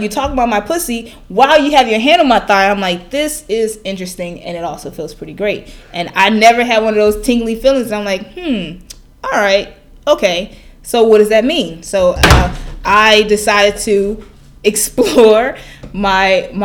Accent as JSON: {"language": "English", "town": "Chicago", "region": "Illinois", "country": "United States", "moved": "yes", "said": "I'm from Chicago"}